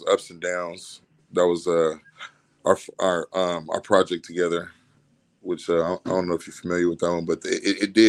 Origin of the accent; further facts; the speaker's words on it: Compton, California, United States; I'm from East Compton, California